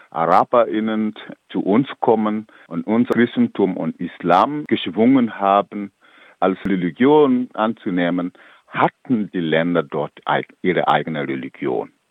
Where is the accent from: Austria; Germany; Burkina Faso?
Burkina Faso; German is a second language; Ich komme aus Burkina Faso, ich weiß, wie es in Burkina Faso zum Beispiel läuft.